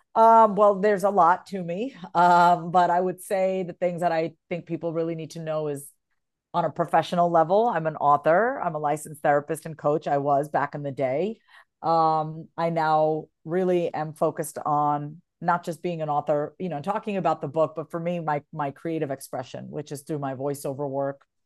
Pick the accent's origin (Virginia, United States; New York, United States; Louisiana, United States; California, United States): New York, United States; moved away as an adult; also born or lived in Kansas; now in Austin, United States; I'm originally a New Yorker, born and raised, but I've been here for ten years almost